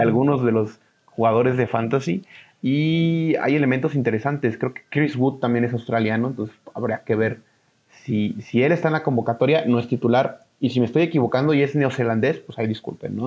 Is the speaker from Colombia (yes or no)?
no; Mexico; somos mexicanos